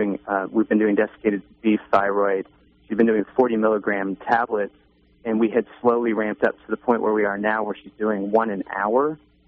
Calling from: Atlanta, Georgia, United States; I'm calling from Atlanta.

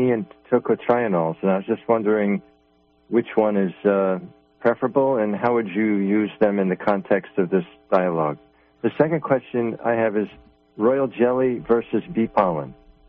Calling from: New York, United States; Well, I'm from Long Island

